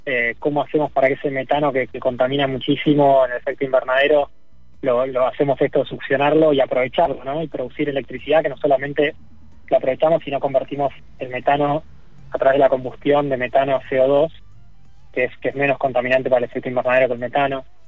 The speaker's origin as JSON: {"language": "Spanish", "country": "Argentina", "said": "Acá en Argentina que tenemos mucho más territorio"}